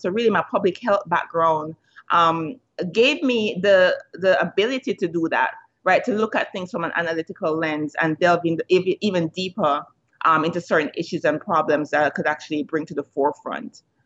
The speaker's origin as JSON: {"language": "English", "country": "Jamaica", "tie": "born or raised there", "moved": "as an adult", "said": "growing up in Jamaica"}